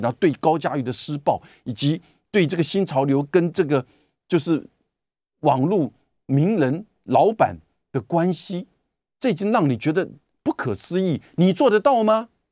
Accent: Taiwan; 我们台湾人很无奈的

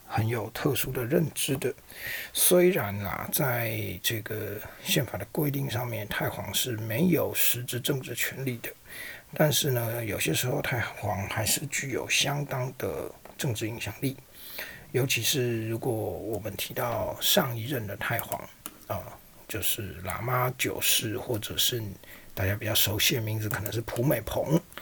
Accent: Taiwan; 我们台湾这边

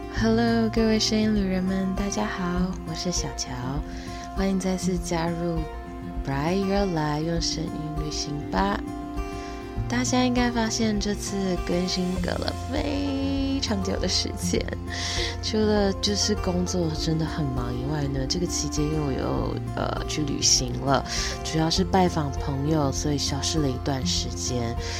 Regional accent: Taiwan; 我们台湾人

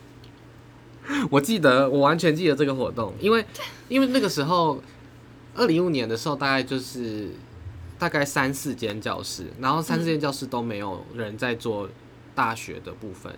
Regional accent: Taipei, Taiwan; 我自己是三，新北出生， 台北长大嘛

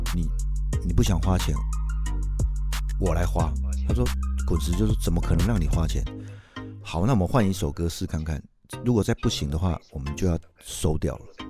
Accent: Taichung, Taiwan; accent: Taichung accent; moved away; 我是台中来的嘛

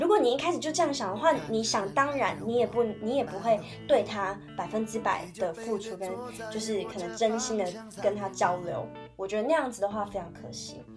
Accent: Tainan, Taiwan; moved away as an adult; 像我是从台南来的

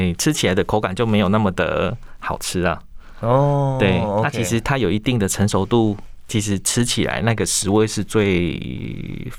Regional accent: Pingtung County, Taiwan; 或者是我们屏东那边可能就只有一起做

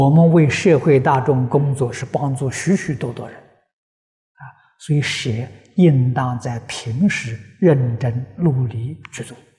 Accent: China; 我们中国人讲灵魂呢，走了没有？没走。

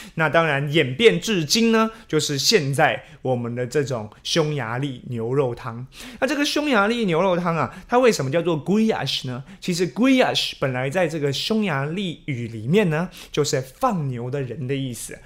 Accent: Taiwan; 我们台湾人

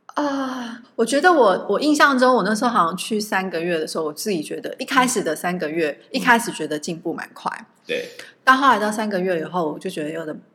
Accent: Taiwan; moved away; 因为我们从台湾来的嘛

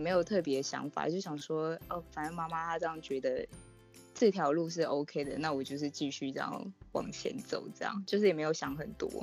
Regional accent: Taipei, Taiwan; 我是台北人

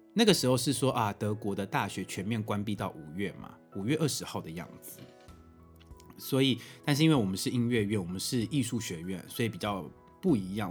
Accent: Taiwan; moved away as an adult; now in Germany; 我在台湾已经习惯了

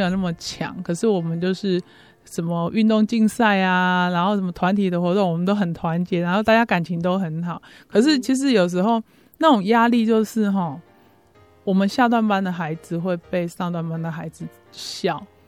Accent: Chiayi, Taiwan; 我生长在嘉义嘛，啊，所以我就在那个嘉义的一个城隍庙口。嘿，嗯。我妈他们在那边做生意，啊，我就在那里长大

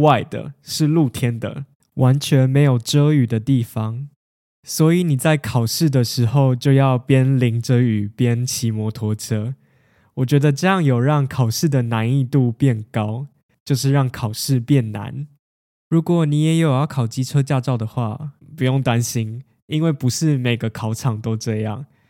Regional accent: Taiwan; 就跟我们台湾人的过年是一样的

